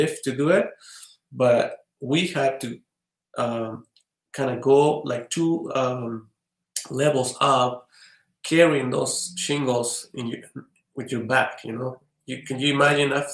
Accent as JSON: {"language": "English", "region": "State of Mexico", "country": "Mexico", "tie": "born or raised there", "moved": "as an adult", "lives_now": "Utah, United States", "said": "I was born in Mexico City. My parents moved to Estado de Mexico."}